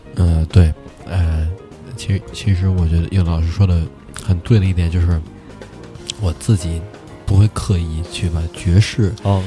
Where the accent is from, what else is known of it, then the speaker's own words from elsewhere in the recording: Beijing, China; also born or lived in New York; 我是北京人